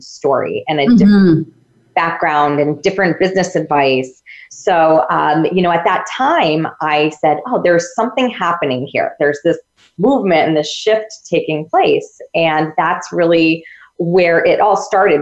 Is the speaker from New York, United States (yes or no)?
yes; upstate New York, United States; I'm from New York, upstate New York